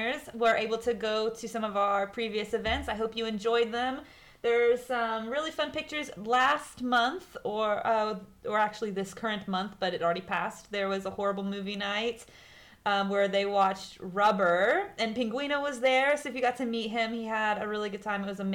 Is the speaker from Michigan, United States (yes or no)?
no; Arkansas, United States; I am from Arkansas and I was on a farm